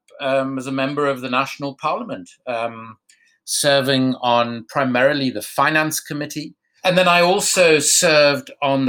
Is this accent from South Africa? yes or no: yes; South Africa; moved away as an adult; also born or lived in England; I grew up in South Africa, obviously under apartheid